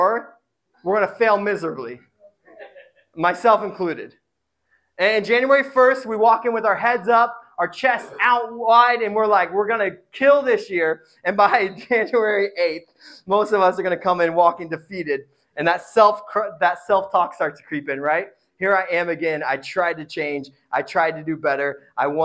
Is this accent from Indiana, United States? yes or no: yes; Indiana, United States; I come from Indiana. It's noodles upon noodles. Sometimes there's potatoes. My mom used to call potatoes vegetables